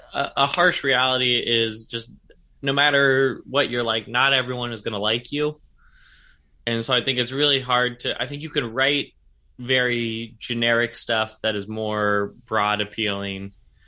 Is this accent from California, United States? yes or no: yes; Sacramento, California, United States; now in San Francisco, United States; I'm from Sacramento originally, but I've lived in San Francisco. I started doing comedy in San Francisco, and I've lived here about 8 years.